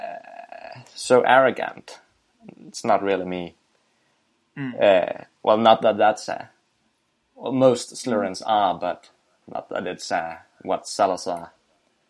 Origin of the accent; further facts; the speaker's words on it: Denmark; I'm from Denmark. It's a small country in Northern Europe